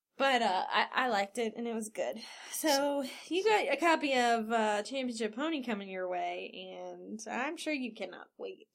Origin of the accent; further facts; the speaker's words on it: Cincinnati, Ohio, United States; we're from Cincinnati